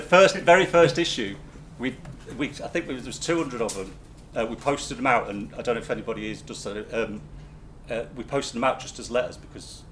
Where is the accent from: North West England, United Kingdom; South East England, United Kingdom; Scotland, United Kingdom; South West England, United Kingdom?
North West England, United Kingdom; Manchester; we're from Manchester